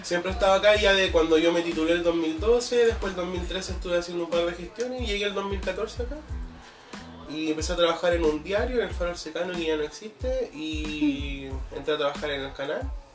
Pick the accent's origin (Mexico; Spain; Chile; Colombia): Chile; Machalí, O'Higgins; also born or lived in Santiago / Cajón del Maipo; now in Pichilemu, Chile; llegamos a Machali, que es donde vivía Erika. Mm de De hecho, vivimos 18 años en la misma calle